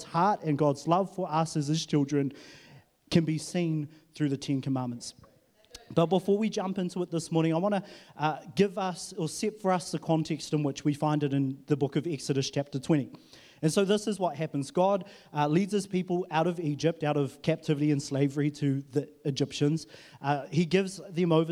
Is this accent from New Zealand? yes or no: yes; Huntly, Waikato, New Zealand; now in Auckland, New Zealand; I was in Huntley. That's where I was born and bred and, you know, did that life and then moved to Auckland.